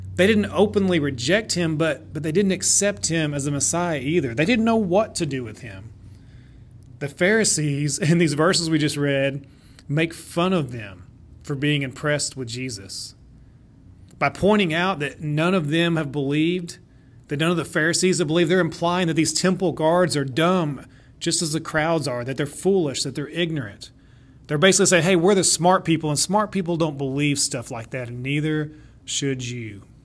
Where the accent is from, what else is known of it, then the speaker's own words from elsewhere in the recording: Shawnee, Oklahoma, United States; Shawnee was actually my hometown